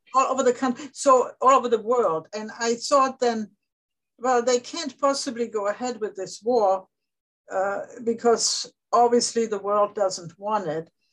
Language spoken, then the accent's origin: English; Germany; moved away; growing up in Germany